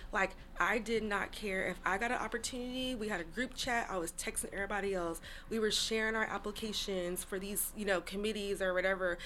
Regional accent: Seattle, Washington, United States; I grew up in this in Seattle in mm-hmm. Rainier Valley

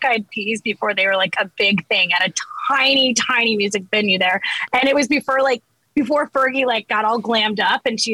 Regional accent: Colorado, United States; I loved growing up in Colorado.

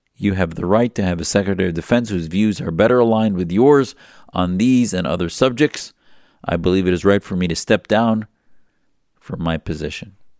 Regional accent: United States; as an American

